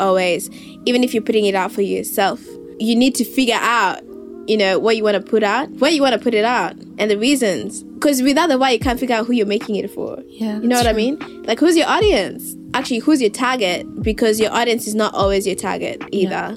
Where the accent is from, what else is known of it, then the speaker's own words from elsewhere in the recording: Nairobi, Kenya; now in Melbourne, Australia; I was born and raised in Nairobi.